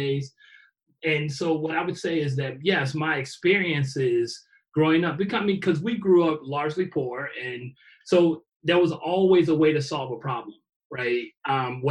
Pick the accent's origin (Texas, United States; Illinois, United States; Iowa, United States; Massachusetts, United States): Illinois, United States; Chicago; born or raised there